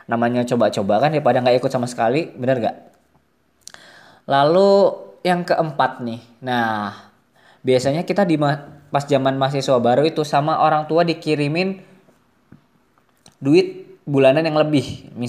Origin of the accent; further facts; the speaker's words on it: Bontang, East Kalimantan, Indonesia; moved away as an adult; also born or lived in Malang; aku dari Kalimantan kuliahnya di Malang nah pas ke Malang itu udah tuh dikirimin duit yang lumayan lebih banyak daripada biasanya terus nah ngelihat nih eh, wisata-wisata baru kafe-kafe baru terus film-film baru mungkin gara-gara dulu mungkin di Bontang nggak ada bioskop